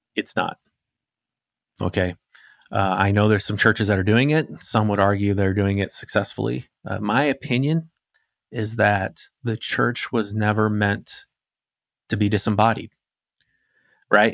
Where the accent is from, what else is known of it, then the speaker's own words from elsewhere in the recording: Arizona, United States; I grew up in Arizona